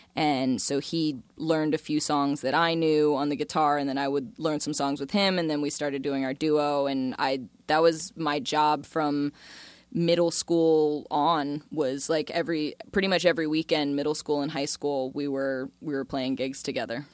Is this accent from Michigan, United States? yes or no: no; Florida, United States; also born or lived in Tortola, British Virgin Islands; Florida raised, not Florida born.